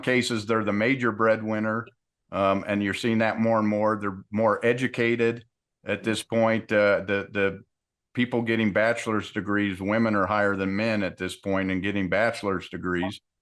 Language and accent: English; Utah, United States; I grew up in Utah in the 70s.